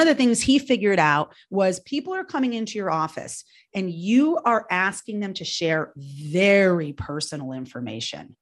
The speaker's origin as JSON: {"language": "English", "region": "New York", "country": "United States", "moved": "yes", "said": "I, I'm from New York originally"}